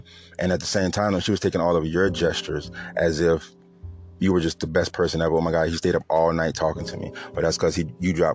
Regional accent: New Orleans, Louisiana, United States; I'm from the South, I'm from New Orleans

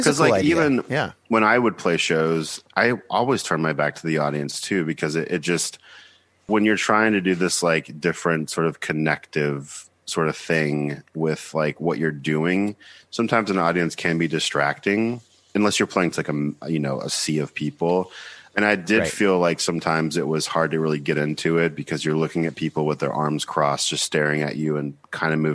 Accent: Buford, Georgia, United States; moved away as an adult; also born or lived in Nashville, Tennessee / Seattle, Washington; now in New York, United States; I'm from Buford, Georgia

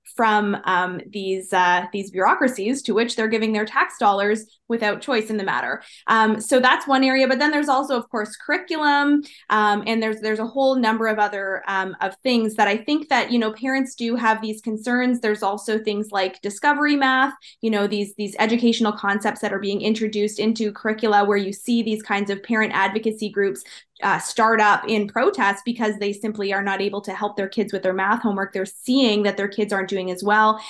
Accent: Ontario, Canada; growing up in Ontario

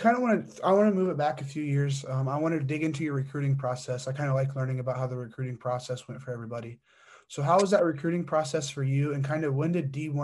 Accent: Fort Wayne, Indiana, United States; I'm from the Fort Wayne area

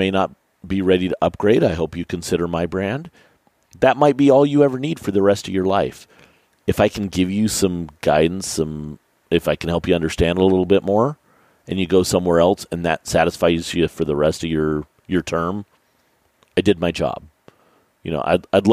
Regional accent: Utah, United States; I grew up in Utah shooting mule deer at 14 years old and elk at 16 years old

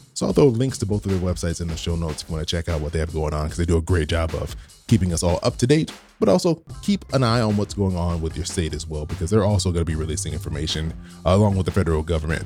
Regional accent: California, United States; my home state, are California

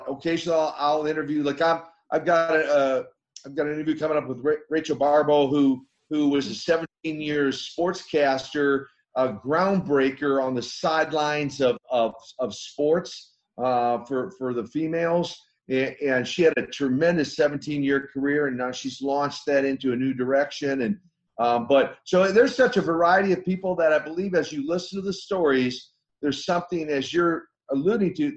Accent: Minnesota, United States; I come from Minnesota, because I went to school with Henning

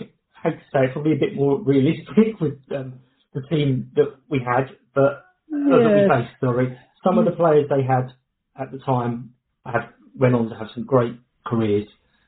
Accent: London, United Kingdom; I was born and raised in Kilburn, North London.

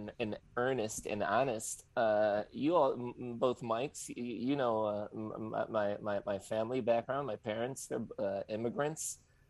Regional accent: Chicago, Illinois, United States; moved away as an adult; now in Los Angeles, United States; We're in LA now, but I know the Mikes back from Chicago. I'm from Chicago originally.

